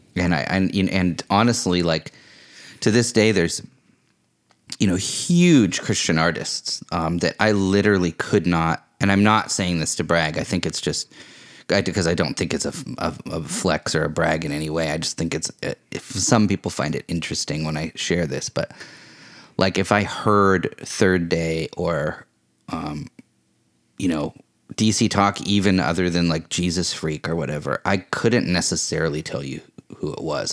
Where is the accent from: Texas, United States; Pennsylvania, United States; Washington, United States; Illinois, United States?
Washington, United States; Vashon; also born or lived in California; I moved back to Vashon from California